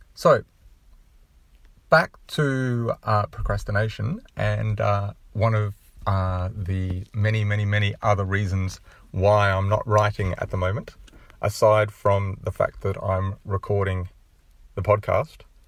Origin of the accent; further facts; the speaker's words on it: Australia; being Australian